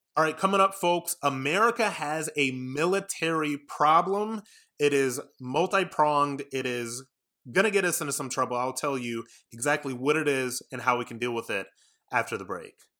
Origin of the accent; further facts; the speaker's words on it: Ohio, United States; I'm from Ohio like J D Vance